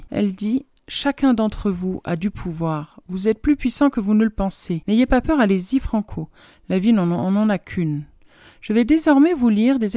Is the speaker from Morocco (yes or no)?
no; Benin; Dans le pays où j'ai grandi, le Bénin, en Afrique de l'Ouest, mon père revendiquait le fait que nous allions tous à l'école, filles comme garçons.